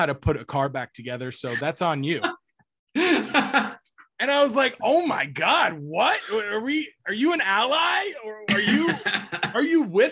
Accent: Cape Coral, Florida, United States; my hometown in Cape Coral

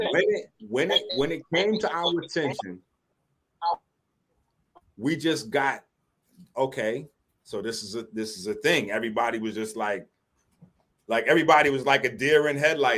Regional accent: New York City, New York, United States; I was raised in the South Bronx

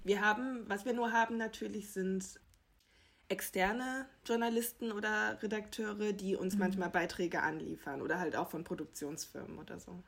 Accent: Germany; wir hier als Deutsche

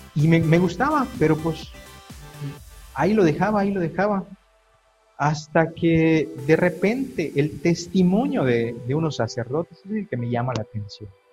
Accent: Mérida, Yucatán, Mexico; also born or lived in a town on the road to Valladolid, Yucatán; yo soy originario de, este, un pueblo allí por camino a, Valladolid, se llama Sanacat, pero pues prácticamente toda mi vida viví aquí en Mérida, desde que era muy, muy, este, muy pequeño

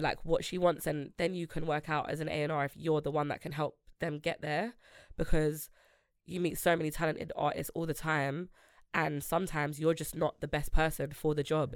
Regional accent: London, United Kingdom; I grew up in Grove, but I live in Northwest

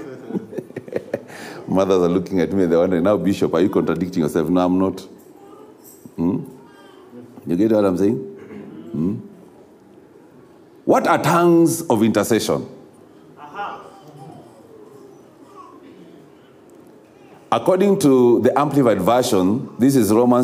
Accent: Kenya; a country such as ours of Kenya

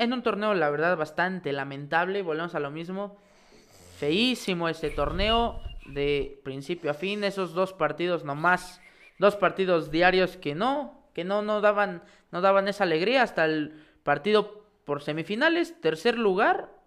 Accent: Pachuca, Hidalgo, Mexico; nosotros que somos de Pachuca

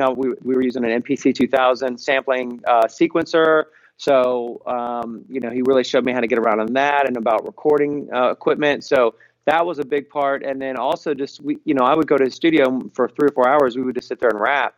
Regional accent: Cincinnati, Ohio, United States; I'm from Cincinnati, as I told you, and and uh, funk has been always been a uh, you know a cornerstone of who I am, music I listen to, and a big part of that is from growing up in Cincinnati

